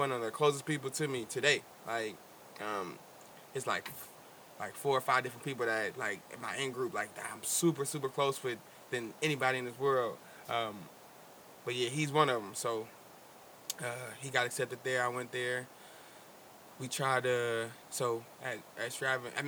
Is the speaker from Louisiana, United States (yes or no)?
no; Oakland, California, United States; growing up in Oakland